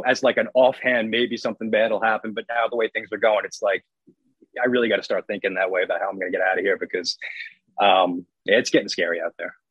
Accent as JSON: {"language": "English", "area": "Long Island", "region": "New York", "country": "United States", "said": "I'm from Long Island"}